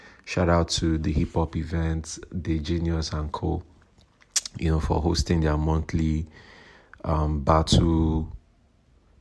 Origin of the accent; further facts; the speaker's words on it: Nigeria; I'm a Nigerian rapper